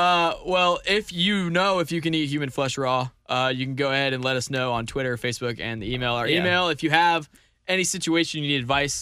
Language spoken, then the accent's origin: English; St. Louis, Missouri, United States; born there; I was born in St. Louis.